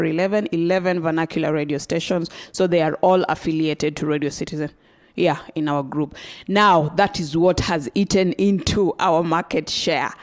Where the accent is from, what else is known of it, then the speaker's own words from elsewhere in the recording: Western Kenya, Kenya; I come from Western Kenya